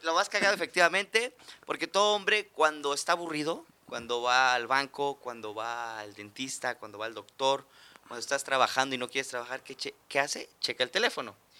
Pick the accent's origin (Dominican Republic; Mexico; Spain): Mexico